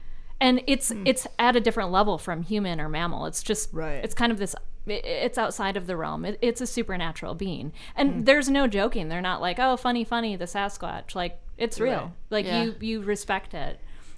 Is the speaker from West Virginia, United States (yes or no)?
no; Minneapolis, Minnesota, United States; moved away as an adult; now in Arizona, United States; since I grew up in Minnesota, there's water everywhere.